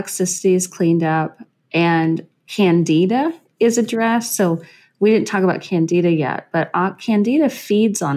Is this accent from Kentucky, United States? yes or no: yes; Western Kentucky, United States; So I'm from Western Kentucky. I grew up way out in the country out there around all the corn and the coyotes and the cows.